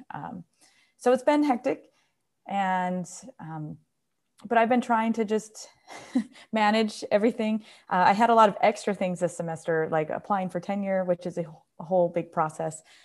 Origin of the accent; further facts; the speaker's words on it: New York, United States; moved away; I'm from New York